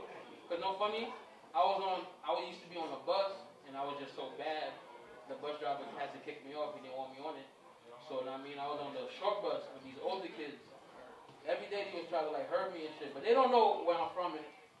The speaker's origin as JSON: {"language": "English", "town": "Spring Valley", "region": "New York", "country": "United States", "tie": "born or raised there", "said": "I was born at 9. Hospital here. Fast. For sure. I'm from Spring Valley."}